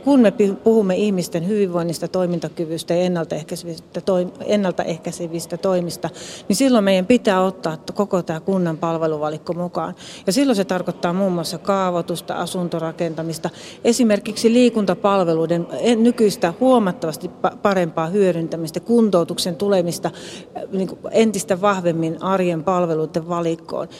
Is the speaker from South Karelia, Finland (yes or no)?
yes; Lappeenranta, South Karelia, Finland; tulen Etelä-Karjalasta Lappeenrannasta